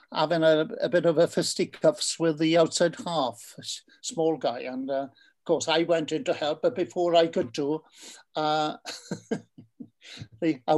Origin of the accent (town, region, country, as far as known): Carmarthen, Wales, United Kingdom